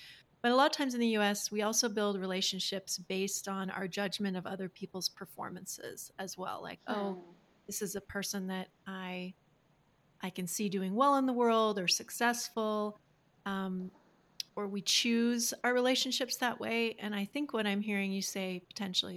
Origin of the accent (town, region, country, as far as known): United States